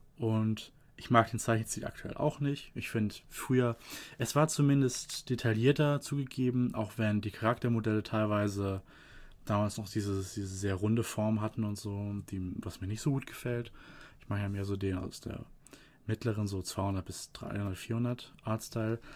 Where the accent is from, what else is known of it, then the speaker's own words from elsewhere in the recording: Germany; hier bei uns in Deutschland